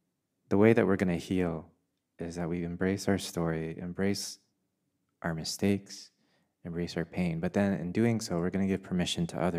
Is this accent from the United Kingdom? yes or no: no; Vietnam; That's a very Vietnamese flavor. You know, that's a very... you know, that's a flavor from my home country.